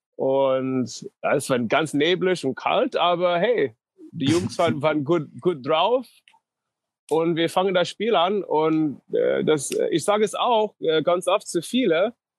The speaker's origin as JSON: {"language": "German", "region": "North Dakota", "country": "United States", "also_born_or_lived": "Moorhead, Minnesota", "second_language": "German", "moved": "yes", "said": "Ich komme aus North Dakota"}